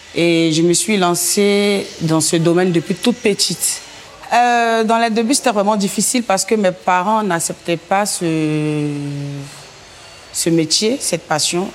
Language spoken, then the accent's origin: French; Abidjan, Côte d’Ivoire; je suis de Yopougon, en fait. Donc à Yopougon, il y avait la rue Princesse dans le temps qui donnait vraiment. Donc j'étais tout le temps à la rue Princesse